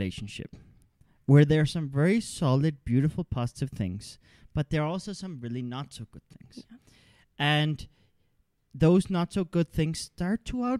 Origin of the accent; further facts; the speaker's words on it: Denmark; also born or lived in Canada; I come from a liberal context. I come from liberal values. I grew up in Denmark and Canada and things like that.